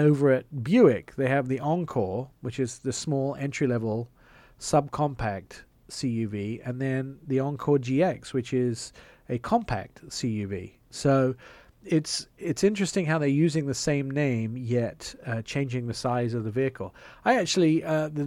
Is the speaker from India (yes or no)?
no; England, United Kingdom; accent: English; moved away; my English accent